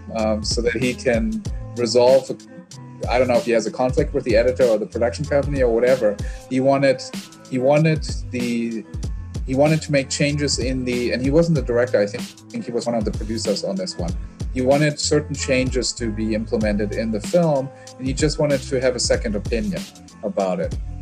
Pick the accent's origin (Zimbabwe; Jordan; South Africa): South Africa; moved away; also born or lived in Germany / United States; I grew up in South Africa, or yeah. when I was a teenager there